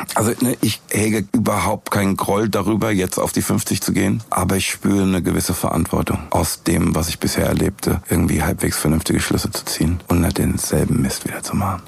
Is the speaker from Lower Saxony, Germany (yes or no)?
no; Frankfurt, Hesse, Germany; in meiner Heimatstadt